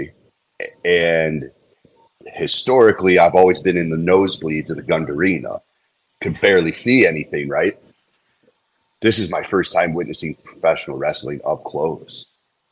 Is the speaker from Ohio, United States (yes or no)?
yes; Middlefield, Ohio, United States; I was born and raised in Middlefield, Ohio, which is a little east of Cleveland